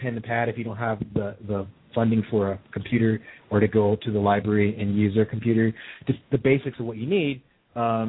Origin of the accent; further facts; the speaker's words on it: Hillsboro, Oregon, United States; moved away; I grew up in Hillsborough, Oregon